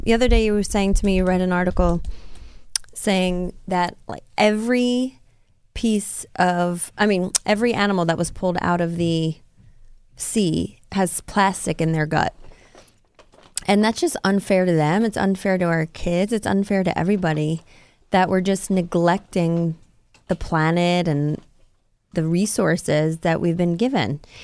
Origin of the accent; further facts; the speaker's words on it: Rockland County, New York, United States; my hometown, I mean, of Rockland County where I grew up.